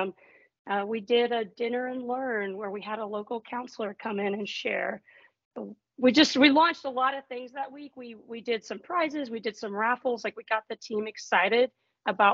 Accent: Texas, United States; moved away as an adult; also born or lived in Houston, Texas; now in Grand Rapids, United States; I'm originally from Texas, but now, of course, up in Michigan

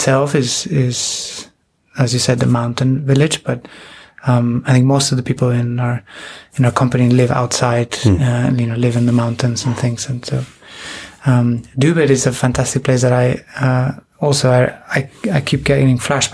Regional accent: Buenos Aires, Argentina; moved away as an adult; also born or lived in Spain; I was born in Spain, from a Peruvian mother and a Spanish father, and we moved to Argentina when I was about six. So, and I'm the oldest of three, so we all grew up. You know, that move caught us at different ages, but I spent most of my young life in Argentina

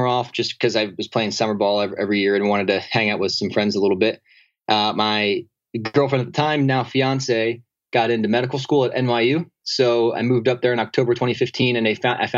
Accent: New Jersey, United States; moved away as an adult; also born or lived in New York City; now in San Diego, United States; So I moved out to San Diego from New York City, and I grew up in New Jersey.

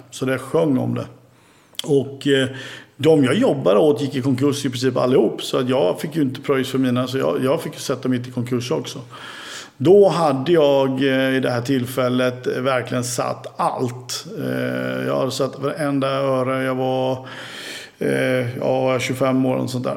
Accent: Oskarshamn, Kalmar County, Sweden; also born or lived in Gotland; vi hade ju ett umgänge hemma i Oskarshamn

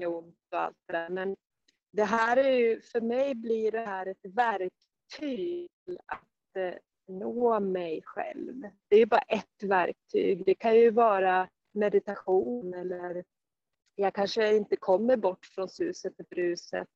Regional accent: Sandviken, Gävleborg County, Sweden; moved away as an adult; also born or lived in Stockholm; now in Jämtland, Sweden; började jag längta hemåt Sandviken

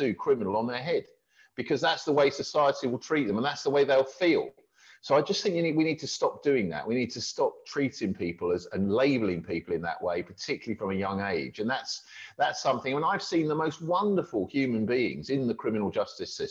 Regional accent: Milton Keynes, South East England, United Kingdom; when I was growing up in Milton Keynes

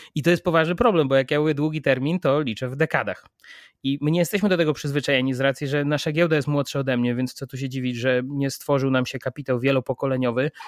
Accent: Poland; jestem z Polski

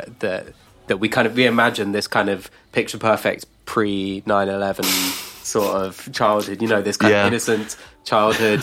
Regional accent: United Kingdom; we had it as well, like growing up in the UK

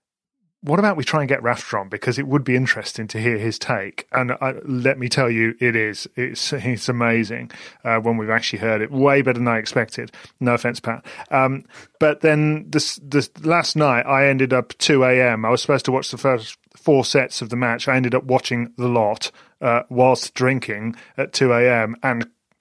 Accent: Walsall, West Midlands, United Kingdom; I'm from Walsall

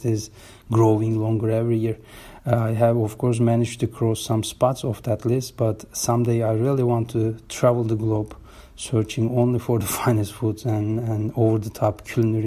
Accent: İzmir, Turkey; now in Berlin, Germany; my hometown, Izmir

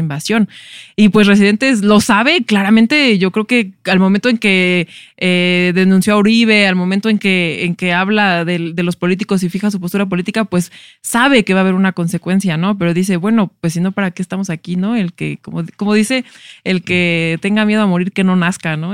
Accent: Mexico; somos los mexicanos en, Estados Unidos

